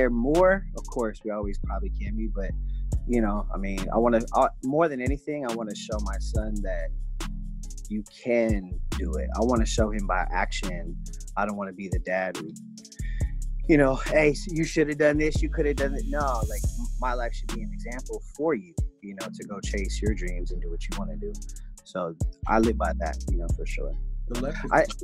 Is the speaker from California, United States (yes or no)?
yes; the Bay Area, California, United States; also born or lived in Los Angeles; I'm from the Bay, so I appreciate, it's a very unique place, you know, a lot of culture is bred and grown here, so I'm very thankful to be born and raised here